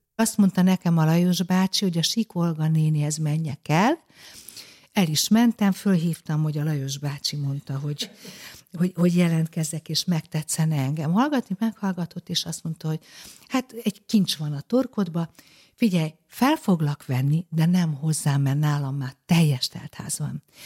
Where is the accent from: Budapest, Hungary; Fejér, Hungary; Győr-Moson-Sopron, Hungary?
Budapest, Hungary; born or raised there